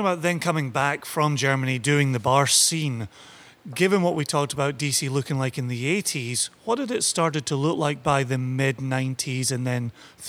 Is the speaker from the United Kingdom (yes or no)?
yes; Scotland, United Kingdom; moved away as an adult; now in United States; growing up in Scotland